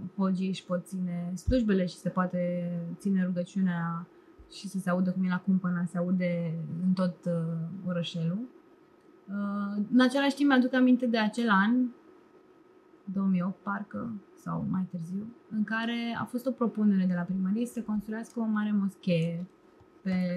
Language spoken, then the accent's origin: Romanian; Romania; Eu cred că sunt mai român decât foarte mulți români